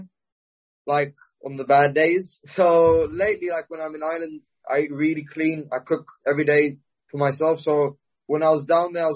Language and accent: English; Cyprus; I'm still from Cyprus.